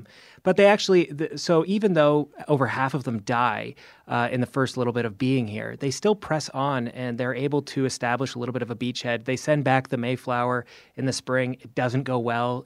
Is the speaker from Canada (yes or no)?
yes; Canada; now in United States; I'm actually Canadian